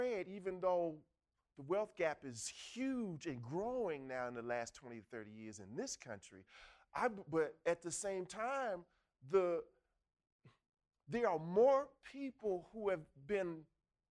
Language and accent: English; Washington, District of Columbia, United States; now in Dallas, United States; I'm from Washington, D.C.